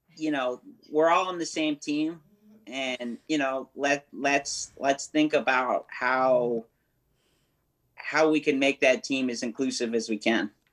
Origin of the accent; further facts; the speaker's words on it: New Haven, Connecticut, United States; now in California, United States; we're all from we're from New Haven, Connecticut